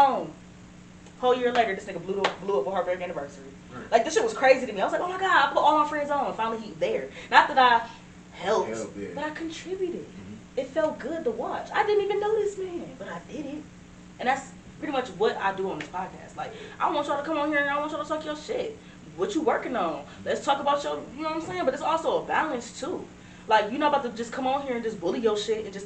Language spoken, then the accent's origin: English; Cleveland, Ohio, United States; I'm from Cleveland